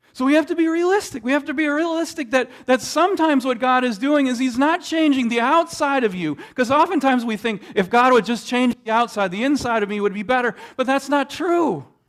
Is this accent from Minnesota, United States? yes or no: yes; Minnesota, United States; growing up in Minnesota